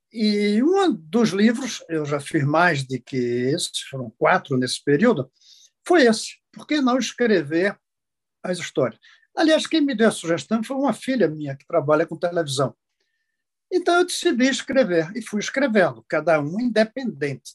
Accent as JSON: {"language": "Portuguese", "country": "Brazil"}